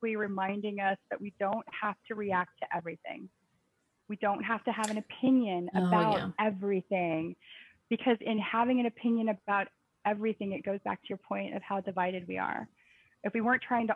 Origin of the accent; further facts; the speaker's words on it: Texas, United States; we grew up in Texas.